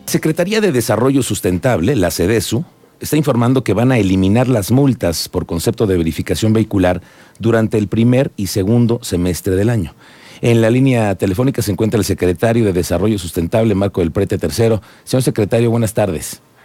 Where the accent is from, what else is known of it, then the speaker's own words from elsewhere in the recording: Querétaro, Mexico; todos los queretanos